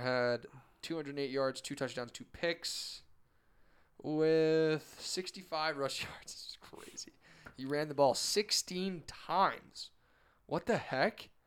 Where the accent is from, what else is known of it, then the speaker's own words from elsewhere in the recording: Boston, Massachusetts, United States; I'm from Boston